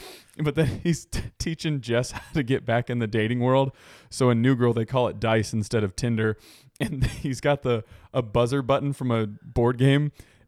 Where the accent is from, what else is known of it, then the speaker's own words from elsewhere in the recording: Long Island, New York, United States; I ain't from Manhattan, sir. I'm from Long Island.